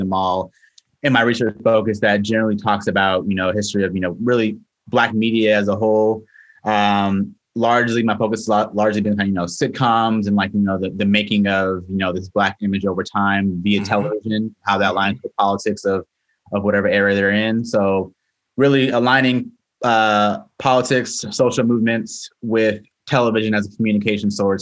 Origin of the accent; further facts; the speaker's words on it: Oceanside, California, United States; moved away as an adult; also born or lived in Los Angeles, California / New York City, New York; So I'm originally from Oceanside, California. It's a kind of northern county of San Diego.